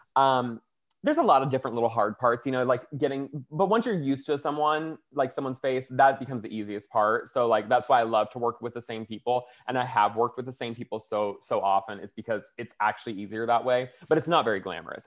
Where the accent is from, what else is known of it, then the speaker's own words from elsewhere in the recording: Florida, United States; now in Los Angeles, United States; I'm from Florida